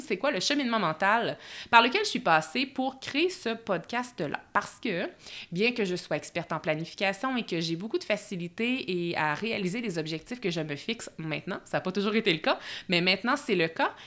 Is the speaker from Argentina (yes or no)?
no; Bois-Francs region, Quebec, Canada; moved away as an adult; now in Lac-Beauport, Canada; je suis euh, native de la région des Bois-Francs